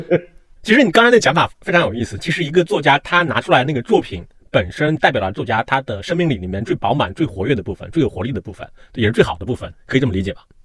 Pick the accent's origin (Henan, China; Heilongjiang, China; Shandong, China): Henan, China; 因为我河南人嘛